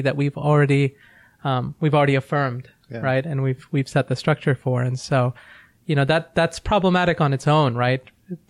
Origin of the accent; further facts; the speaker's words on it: Virginia, United States; I grew up in Virginia